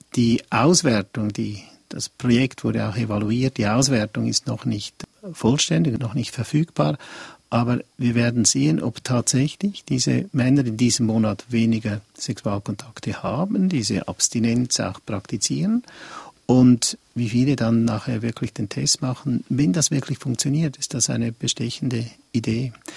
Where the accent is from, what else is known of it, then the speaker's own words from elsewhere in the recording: Switzerland; bei uns in der Schweiz